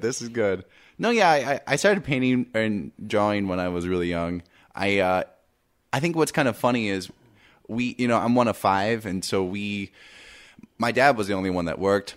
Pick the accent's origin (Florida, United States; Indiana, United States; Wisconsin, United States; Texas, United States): Indiana, United States; I'm from Indiana, and I grew up in a small town.